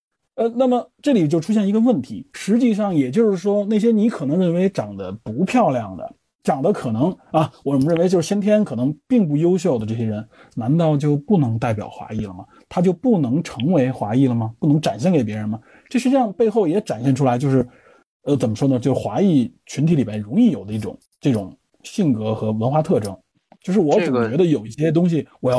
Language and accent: Chinese; China; 我们中国人